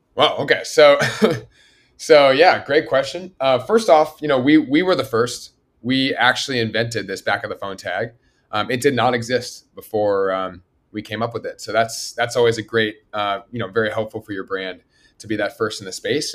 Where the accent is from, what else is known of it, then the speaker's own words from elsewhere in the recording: Berkeley, California, United States; moved away as an adult; now in Los Angeles, United States; I grew up in Berkeley, California.